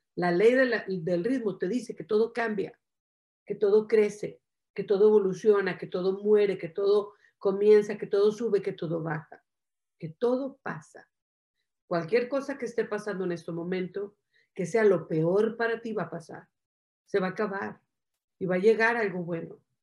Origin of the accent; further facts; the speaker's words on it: Mexico; soy mexicana.